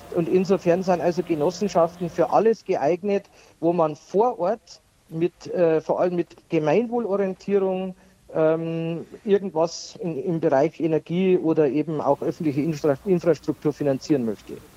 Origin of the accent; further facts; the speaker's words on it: Pfaffenhofen district, Bavaria, Germany; im Landkreis Pfaffenhofen, ist, äh, meine Heimatregion